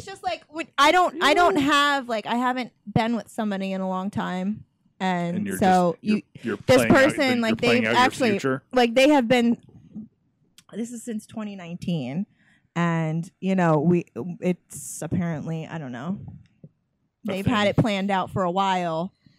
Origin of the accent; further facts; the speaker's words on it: Atlanta, Georgia, United States; I'm from Atlanta.